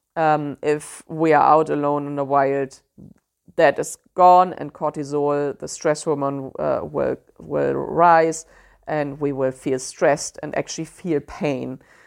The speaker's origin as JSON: {"language": "English", "country": "Germany", "accent": "German", "second_language": "English", "said": "I know my German accent always comes through there"}